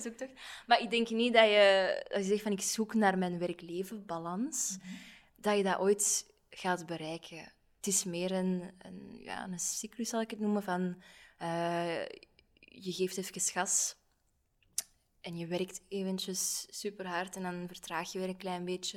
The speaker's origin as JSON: {"language": "Dutch", "country": "Belgium", "said": "we zijn allemaal zo bescheiden, zeker als Belgen"}